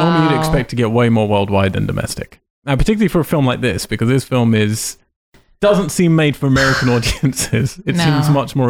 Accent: United Kingdom; I'm not Australian. I'm British.

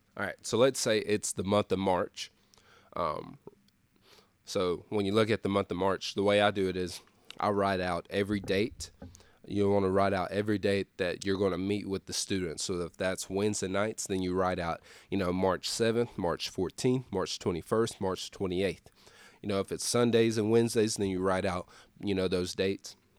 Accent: Lexington, Tennessee, United States; moved away as an adult; also born or lived in Cleveland, Tennessee; my hometown, Lexington, Tennessee

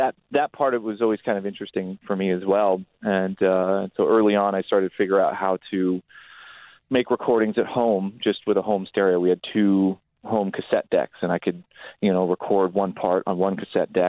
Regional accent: Palo Alto, California, United States; I grew up in Northern California, what was just a sleepy little town called Palo Alto

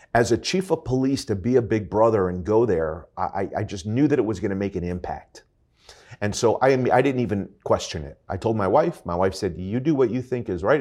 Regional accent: North Miami Beach, Florida, United States; I was born and raised here in North Miami Beach. I am a true hometown boy

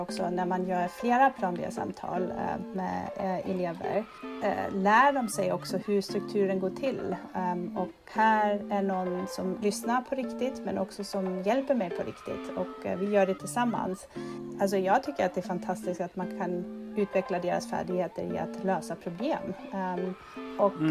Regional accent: Germany; Swedish is a second language; moved away as an adult; also born or lived in Berlin / Madrid; now in Sweden; jag är född och uppvuxen i Tyskland

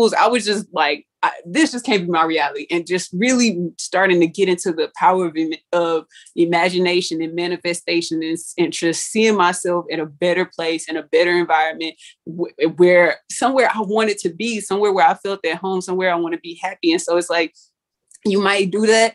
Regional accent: Pearland, Texas, United States; born or raised there

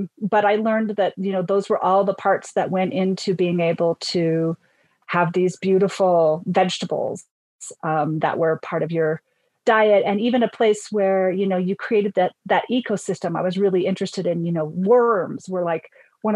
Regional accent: Northern Utah, United States; now in Colorado, United States; I'm actually originally from Northern Utah, but I will say that the inner Mountain West is my home

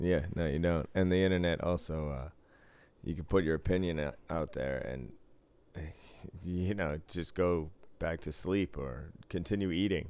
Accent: Boston, Massachusetts, United States; moved away; I was from Boston

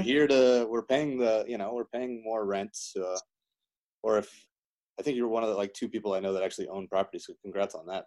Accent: Delaware, United States; moved away as an adult; also born or lived in Miami, Florida; where i grew up in delaware

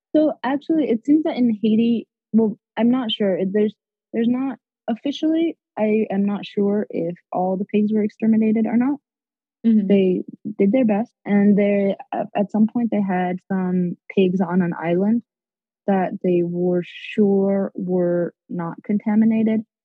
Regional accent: Mexico; moved away; also born or lived in Nicaragua / United States; I was born in Nicaragua, but I grew up in Mexico.

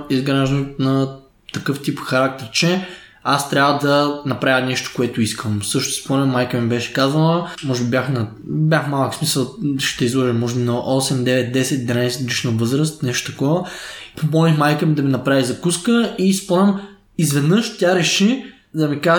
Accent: Stara Zagora, Stara Zagora Province, Bulgaria; born there; Аз съм роден в Стара Загора 1993 като семейството, в което съм отраснал.

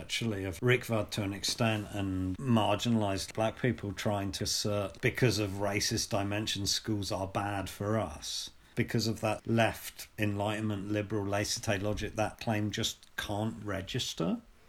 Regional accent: United Kingdom; watching this as a British person

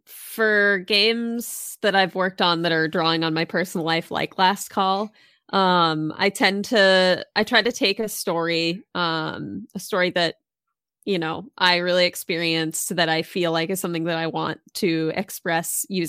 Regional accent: Massachusetts, United States; now in Maryland, United States; I actually grew up on the East Coast. So old school East Coaster. I grew up in Massachusetts, but I live in Maryland now.

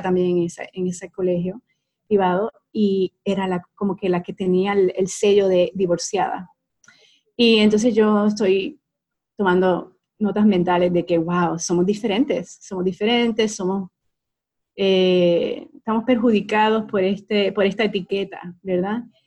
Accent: Puerto Rico; moved away as an adult; also born or lived in Utah, United States; now in Dallas, United States; una muchacha común, nacida y criada en Puerto Rico

